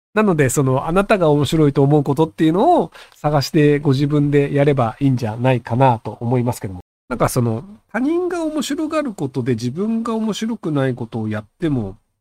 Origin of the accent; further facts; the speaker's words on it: Japan; moved away; 日本人の側ですけどね、僕は外国人じゃないので